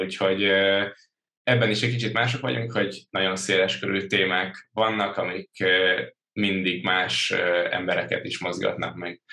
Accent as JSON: {"language": "Hungarian", "town": "Törökbálint", "region": "Pest", "country": "Hungary", "tie": "born or raised there", "also_born_or_lived": "Budapest", "said": "Budapesten születtem, Török Bálinton nőttem fel"}